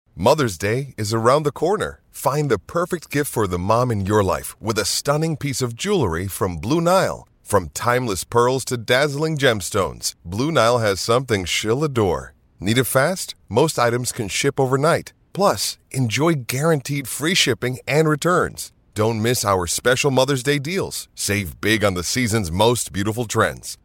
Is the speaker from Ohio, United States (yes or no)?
no; Long Island, New York, United States; I'm from Long Island